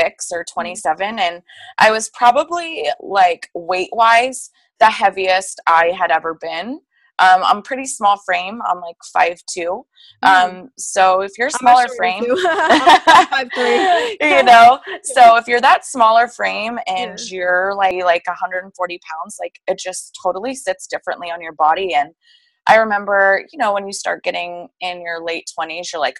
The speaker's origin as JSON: {"language": "English", "town": "Tempe", "region": "Arizona", "country": "United States", "said": "I am from Tempe, Arizona"}